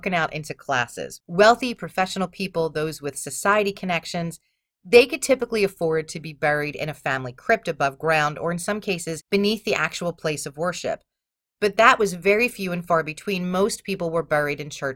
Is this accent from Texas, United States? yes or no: no; Philadelphia, Pennsylvania, United States; Growing up in Philadelphia, we had 2 papers. We had the Bulletin and we had the Inquirer. My house was a Bulletin household